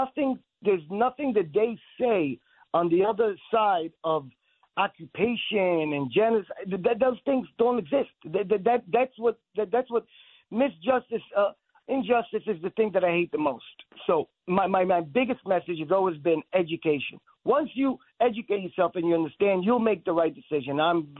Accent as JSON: {"language": "English", "town": "Brooklyn", "region": "New York", "country": "United States", "tie": "born or raised there", "also_born_or_lived": "Israel", "said": "Yes, so I was born in Israel and I was raised in New York. At age 9, my parents moved us to Brooklyn."}